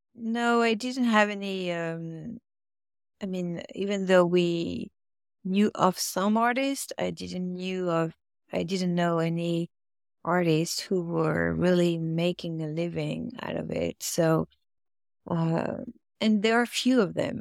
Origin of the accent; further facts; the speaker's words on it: Paris, Île-de-France, France; English is a second language; moved away as an adult; now in United States; I grew up near Paris